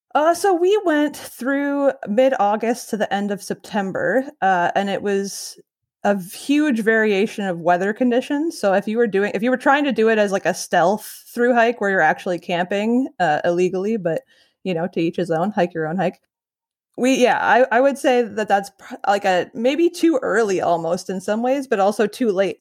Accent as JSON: {"language": "English", "area": "Ottawa Valley", "region": "Ontario", "country": "Canada", "tie": "born or raised there", "lives_now": "Peterborough, Canada", "said": "I grew up kind of in the Ottawa Valley area, but I live in Peterborough now"}